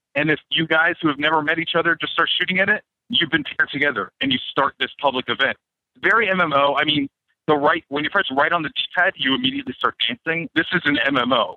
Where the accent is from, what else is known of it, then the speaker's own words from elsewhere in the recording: Canada; I'm Canadian.